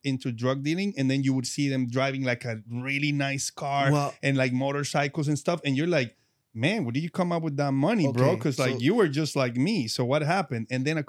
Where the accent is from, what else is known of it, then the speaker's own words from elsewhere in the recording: Medellín, Antioquia, Colombia; moved away; I'm from Medellin, Colombia